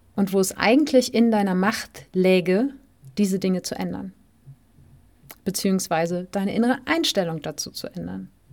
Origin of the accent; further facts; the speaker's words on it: Germany; moved away as an adult; aus dem Land, wo man aufgewachsen ist